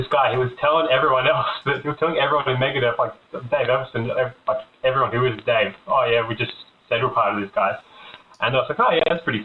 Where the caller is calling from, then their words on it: Sydney, New South Wales, Australia; I'm calling from Sydney, Australia